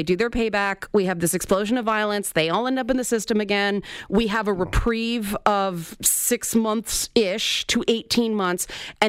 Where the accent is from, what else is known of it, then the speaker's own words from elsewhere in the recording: Toronto, Ontario, Canada; I grew up in the Jane Finch neighborhood of Toronto.